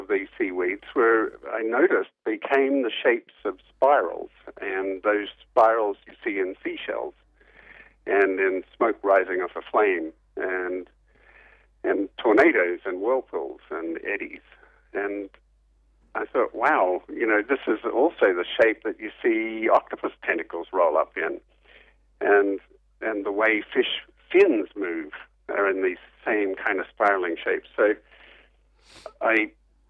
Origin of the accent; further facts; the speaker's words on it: Perth, Western Australia, Australia; I grew up in Perth on the West Coast